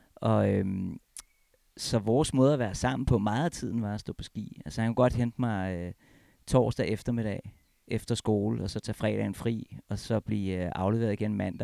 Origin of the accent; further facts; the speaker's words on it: Copenhagen, Capital Region of Denmark, Denmark; moved away as an adult; also born or lived in Alps; now in Hornbæk, Denmark; jeg er oprindelig fra København